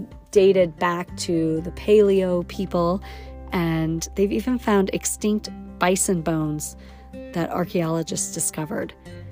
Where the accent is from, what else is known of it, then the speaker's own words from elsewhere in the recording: Wyoming, United States; the essence of the textures and colors of my youth just from growing up in Yellowstone.